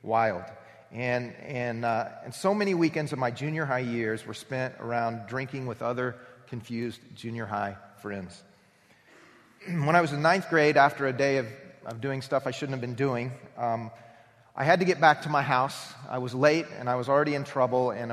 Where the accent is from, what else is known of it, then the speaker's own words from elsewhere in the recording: Anderson, Indiana, United States; I was raised in Anderson, Indiana